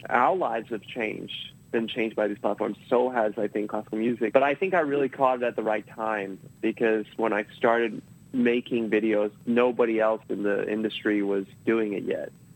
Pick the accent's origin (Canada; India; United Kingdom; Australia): Australia; now in United States; I grew up in Australia. Maybe it's because uh, my family's Taiwanese.